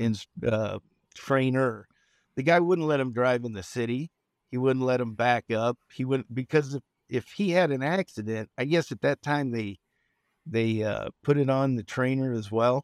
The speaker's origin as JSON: {"language": "English", "town": "Richmond", "region": "California", "country": "United States", "tie": "born or raised there", "also_born_or_lived": "Nebraska", "moved": "yes", "said": "I'm a Bay Area kid. I'm from Richmond, California"}